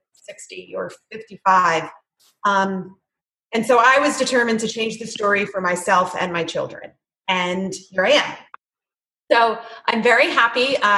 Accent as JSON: {"language": "English", "region": "New Jersey", "country": "United States", "tie": "born or raised there", "moved": "as an adult", "lives_now": "Chapel Hill, United States", "said": "I was born and raised in New Jersey, and we relocated to Chapel Hill, North Carolina"}